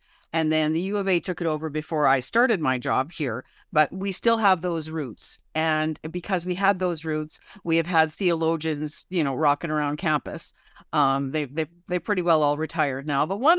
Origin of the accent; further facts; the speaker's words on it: Canada; I'm a Canadian